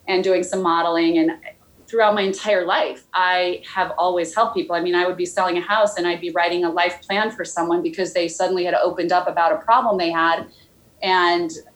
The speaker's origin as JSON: {"language": "English", "region": "Idaho", "country": "United States", "tie": "born or raised there", "said": "I grew up in Idaho"}